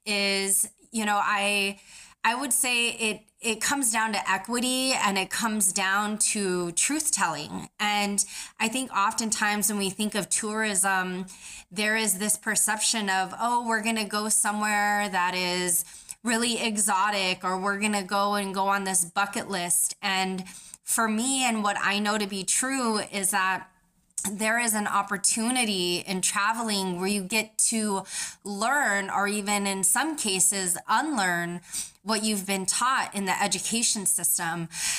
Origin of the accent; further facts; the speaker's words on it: Emonik, Alaska, United States; family comes from Emonik, Alaska. Emonik is a small Yupik village on the mouth of the Yukon River. So I'm indigenous from Alaska.